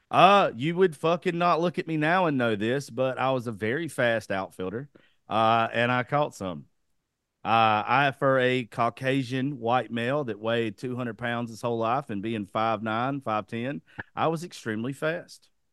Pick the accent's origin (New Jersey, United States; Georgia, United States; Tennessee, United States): Georgia, United States; South; I was raised in the South